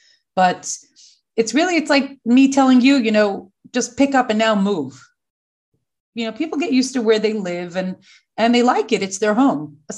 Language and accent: English; New York City, New York, United States; moved away as an adult; now in Sderot, Israel; like Rivki said, I live in Sderot. Originally, I'm from New York. I was Rivki's sister's classmate, Chani. Grew up in Crown Heights, raised, went to Beis Rivka.